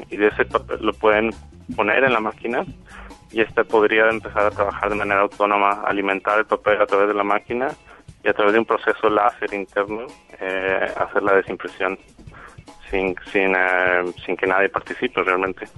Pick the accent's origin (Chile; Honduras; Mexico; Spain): Mexico; Monterrey, Nuevo León; moved away as an adult; also born or lived in England; Soy, yo soy mexicano, soy de Monterrey, en México.